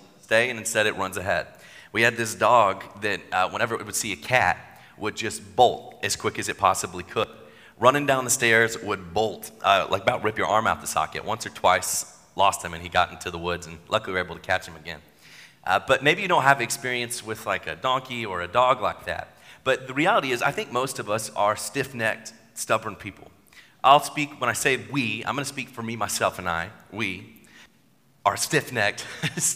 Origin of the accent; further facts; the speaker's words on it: Chattanooga, Tennessee, United States; I grew up in Chattanooga